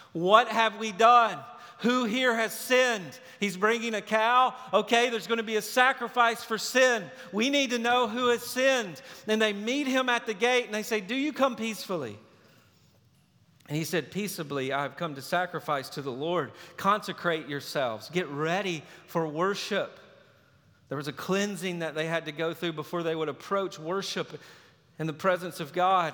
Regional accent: Lewisburg, United States; you grow up in Lewisburg, you know everybody, and everybody knows you

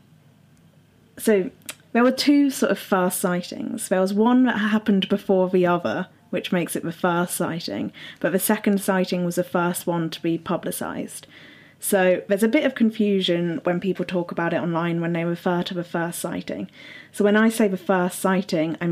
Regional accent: Birmingham, West Midlands, United Kingdom; Tom and I come from Birmingham in the UK, that's our hometown

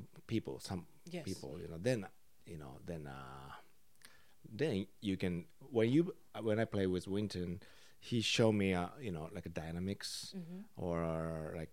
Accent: Osaka, Japan; English is a second language; moved away as an adult; also born or lived in America; now in United States; I grew up in Osaka for like 20 years.

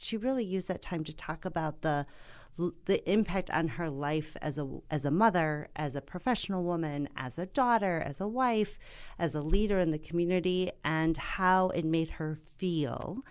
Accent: Milwaukee, Wisconsin, United States; my hometown of Milwaukee, Wisconsin

